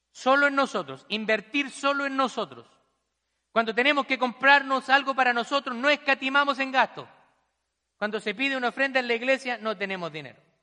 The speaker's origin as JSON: {"language": "Spanish", "country": "Chile", "moved": "yes", "lives_now": "United States", "said": "en mi país también vi muchas realidades, personas que no tienen nada, migrantes que han llegado a, nuestro país allá en Chile"}